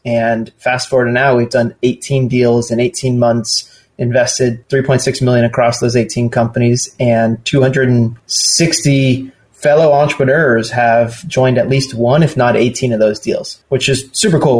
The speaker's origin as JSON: {"language": "English", "region": "Southern California", "country": "United States", "tie": "born or raised there", "said": "I'm born and raised in Southern California"}